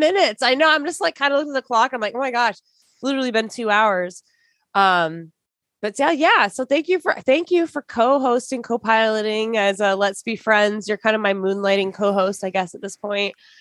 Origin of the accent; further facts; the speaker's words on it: Michigan, United States; I grew up in Michigan.